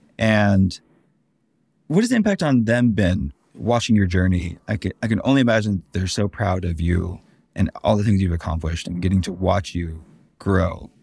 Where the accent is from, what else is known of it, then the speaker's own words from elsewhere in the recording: Denver, Colorado, United States; I'm from Denver myself.